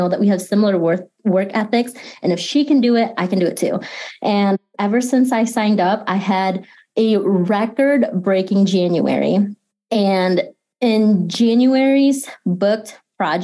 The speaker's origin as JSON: {"language": "English", "town": "Grand Rapids", "region": "Michigan", "country": "United States", "tie": "born or raised there", "also_born_or_lived": "Philippines", "said": "I am based here in Grand Rapids. I've been here pretty much my entire life. I was born in the Philippines and I lived there for the first 5-6 years of my life before we moved here"}